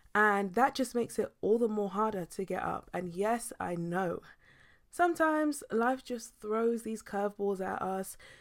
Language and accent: English; United Kingdom